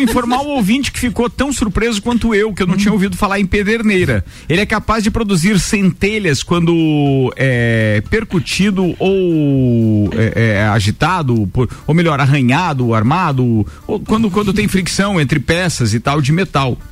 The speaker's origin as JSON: {"language": "Portuguese", "town": "Bom Retiro", "region": "Santa Catarina", "country": "Brazil", "tie": "born or raised there", "said": "Bom Retiro, que é a cidade onde eu nasci"}